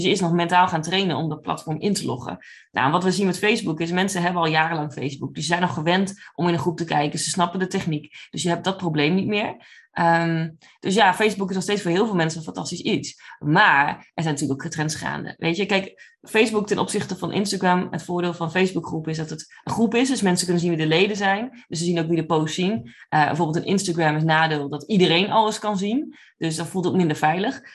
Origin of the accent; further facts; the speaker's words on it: Drenthe, Netherlands; moved away as an adult; now in Oklahoma, United States; ik kom oorspronkelijk uit Drenthe, uit echt een klein gehucht